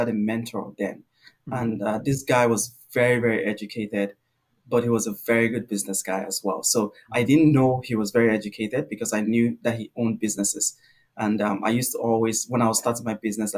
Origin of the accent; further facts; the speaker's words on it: Nigeria; moved away as an adult; now in Canada; growing up in Nigeria, learning English in Nigeria